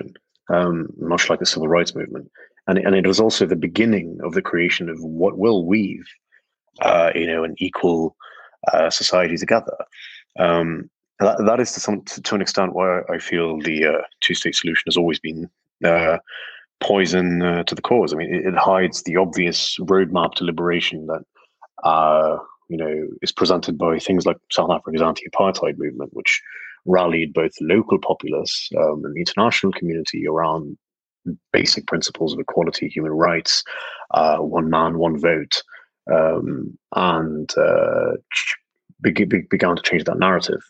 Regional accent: West Bank, Palestine; growing up in the West Bank

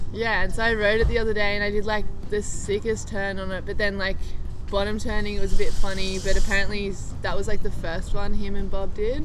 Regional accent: Byron Bay, New South Wales, Australia; also born or lived in Manly, Australia; me and my family moved up. We live actually in the hinterland

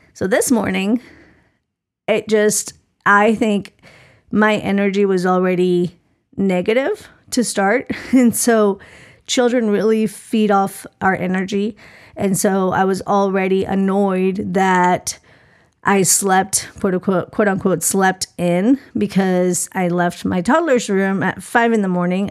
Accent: Colombia; moved away; I grew up in Colombia

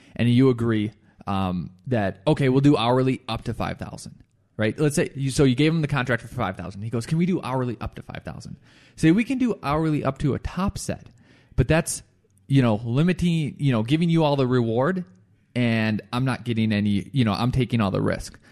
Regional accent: Firestone, Colorado, United States; Firestone, my hometown

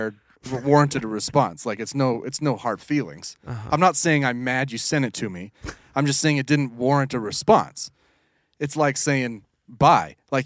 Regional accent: Utah, United States; I grew up here. I grew up on the Wasatch Front.

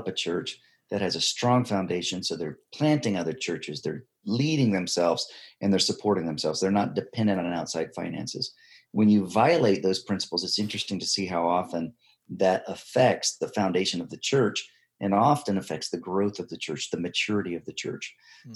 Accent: United States; moved away as an adult; also born or lived in Tanzania; I come in as an American missionary

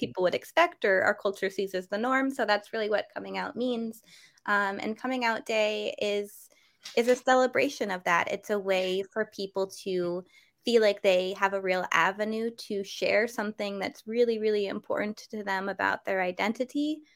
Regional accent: New Hampshire, United States; I grew up in New Hampshire

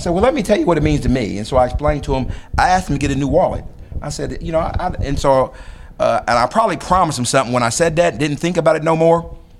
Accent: the South, United States; I grew up in the South.

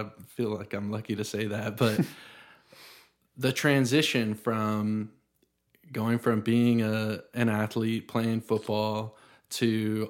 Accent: the South, United States; sometimes I'm glad that I grew up in the South, but I also think that I probably don't appreciate the people here as much as maybe someone like you does

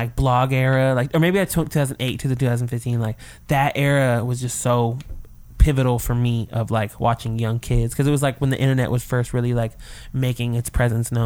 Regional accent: Burien, Washington, United States; I'm from Berrien

